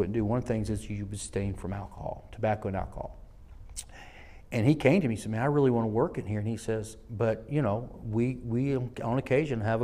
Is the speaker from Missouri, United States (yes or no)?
no; Selma, Alabama, United States; I'm from the South. I was born in the city that the civil rights was birthed in, Selma, Alabama